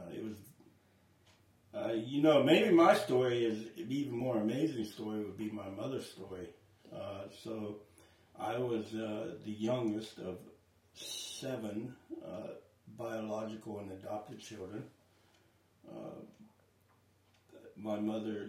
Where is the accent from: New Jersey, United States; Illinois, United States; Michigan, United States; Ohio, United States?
Ohio, United States; Centerville; born or raised there; moved away as an adult; now in Radcliff, United States